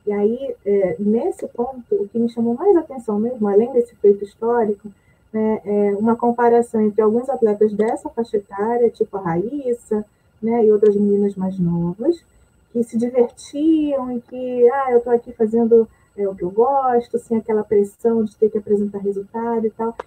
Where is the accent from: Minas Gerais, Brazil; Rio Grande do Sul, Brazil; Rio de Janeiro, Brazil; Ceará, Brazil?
Rio de Janeiro, Brazil; sou do Rio de Janeiro